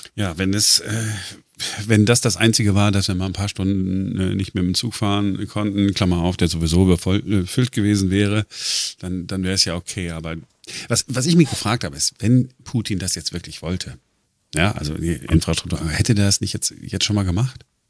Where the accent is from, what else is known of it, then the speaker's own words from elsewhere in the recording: Duisburg, North Rhine-Westphalia, Germany; now in Berlin, Germany; ich bin ja im Ruhrgebiet groß geworden, neun, äh, neunzehnhundertfünfundachtzig, äh, Duisburg.